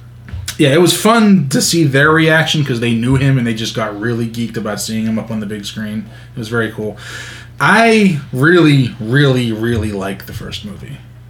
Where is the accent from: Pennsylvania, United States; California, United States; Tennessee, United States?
Pennsylvania, United States; McKees Rocks; also born or lived in Moon Township, Pennsylvania; I grew up in McKees Rocks. I'm there every Tuesday to visit my dad.